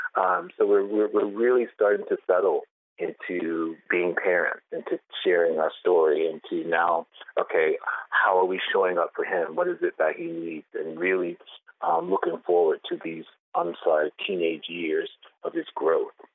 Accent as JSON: {"language": "English", "region": "the South", "country": "United States", "tie": "born or raised there", "said": "I'm from the South, born and raised"}